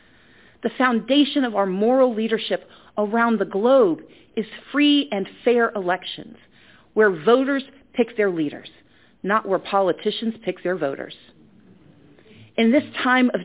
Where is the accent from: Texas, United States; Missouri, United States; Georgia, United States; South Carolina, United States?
Georgia, United States; my home state